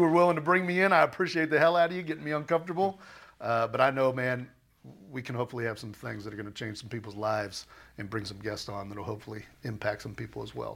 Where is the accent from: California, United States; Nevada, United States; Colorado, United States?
California, United States; Southern; moved away as an adult; also born or lived in Minnesota; back in California and just growing up in Southern California